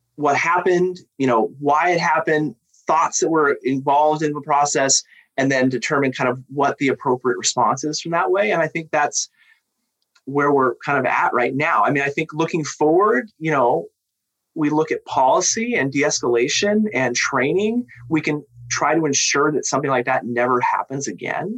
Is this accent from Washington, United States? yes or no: yes; Tacoma, Washington, United States; I grew up in South Tacoma. I mean, I'm a Lincoln alum, you know, so I, I grew up, you know, around, you know, in the South End